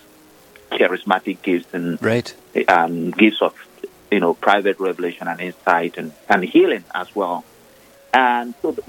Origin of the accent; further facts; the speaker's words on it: Nigeria; moved away; I am originally from Nigeria, ordained the Catholic priest of the Diocese of Olu in eastern part of Nigeria